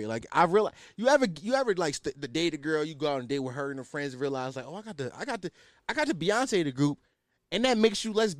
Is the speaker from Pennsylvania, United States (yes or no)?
yes; Philadelphia, Pennsylvania, United States; I'm culturally Muslim because I'm from Philly, but yeah.